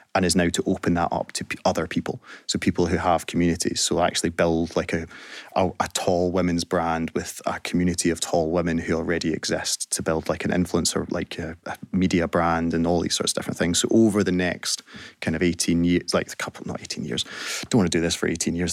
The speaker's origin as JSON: {"language": "English", "region": "Scotland", "country": "United Kingdom", "said": "as Scottish people"}